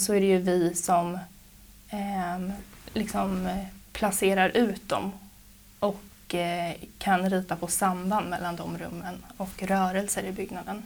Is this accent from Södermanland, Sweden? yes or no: yes; Trosa, Södermanland, Sweden; moved away as an adult; also born or lived in Gothenburg; now in Stockholm, Sweden; jag är uppvuxen i Trosa. Bodde här tills jag var 19 år gammal